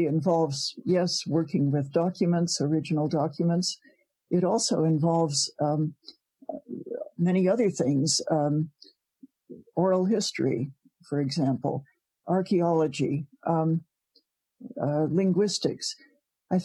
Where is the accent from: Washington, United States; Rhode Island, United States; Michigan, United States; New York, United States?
Rhode Island, United States; Providence; moved away as an adult; now in Canada; I was born in Providence, Rhode Island